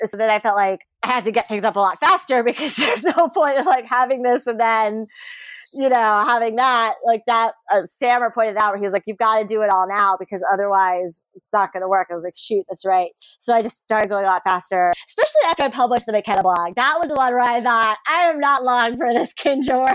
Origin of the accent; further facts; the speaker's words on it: South Florida, United States; I grew up in South Florida.